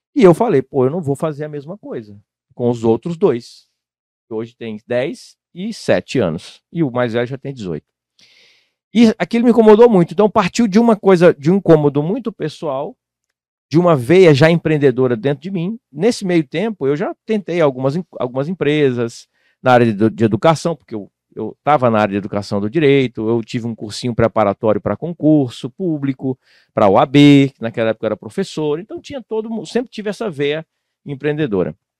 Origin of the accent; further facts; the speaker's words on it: Tocantins, Brazil; moved away; Eu morava no estado de Tocantins, eu sou natural de Tocantins